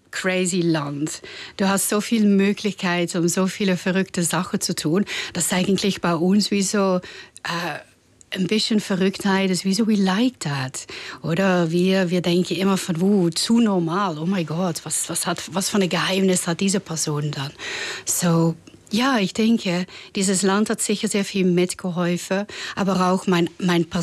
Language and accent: German; Netherlands; German is a second language; ich meine, ich komme aus den Niederlanden. Ich bin sehr experimentierfreudig